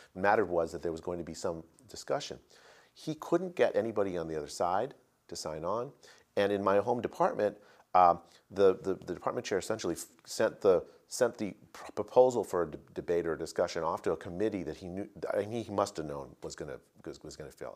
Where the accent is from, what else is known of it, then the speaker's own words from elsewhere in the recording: United States; As an American citizen